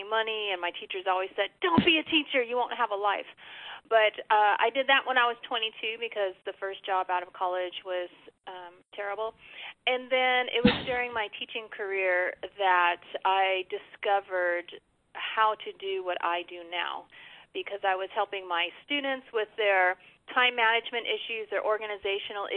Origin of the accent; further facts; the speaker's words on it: Los Angeles, California, United States; moved away as an adult; also born or lived in Texas; I was born and raised in Los Angeles, and then made the big move to Texas to attend college